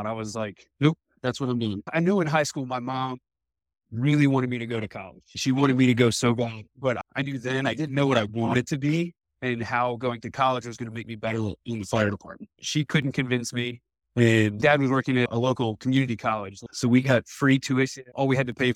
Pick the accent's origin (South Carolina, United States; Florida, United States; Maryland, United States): Maryland, United States; east of Annapolis, Eastern Shore of; I grew up just over the Bay Bridge, the Chesapeake Bay Bridge, probably 10 minutes east of Annapolis.